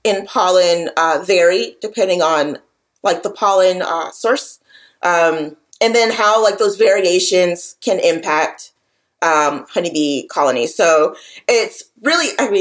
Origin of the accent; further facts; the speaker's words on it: Atlanta, Georgia, United States; I'm from the Atlanta metro area